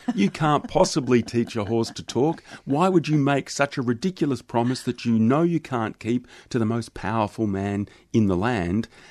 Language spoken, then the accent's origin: English; Australia; being Australian